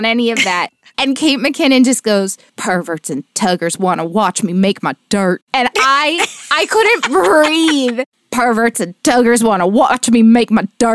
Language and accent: English; Miami, Florida, United States; now in New York City, United States; Growing up in Miami